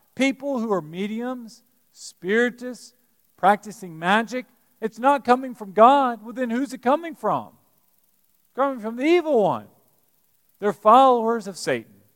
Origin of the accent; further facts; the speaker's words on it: Alabama, United States; now in Lexington, United States; growing up in Alabama